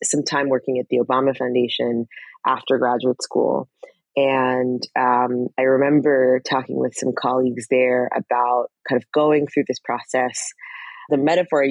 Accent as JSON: {"language": "English", "town": "Fort Collins", "region": "Colorado", "country": "United States", "tie": "born or raised there", "moved": "yes", "said": "I grew up in Fort Collins, Colorado, which is about an hour north"}